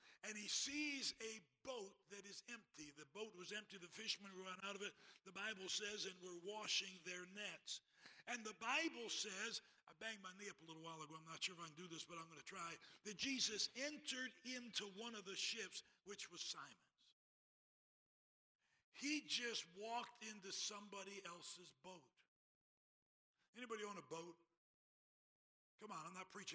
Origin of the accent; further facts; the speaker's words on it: Greenville, South Carolina, United States; I was born in Greenville, South Carolina, and graduated from high school and college there